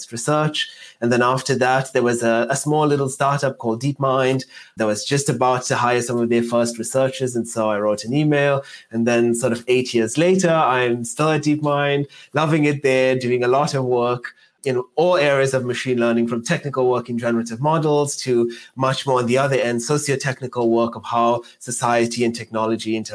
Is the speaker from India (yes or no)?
no; Johannesburg, Gauteng, South Africa; moved away; I'm South African. So I started in South Africa, in Johannesburg, growing up in the south of Johannesburg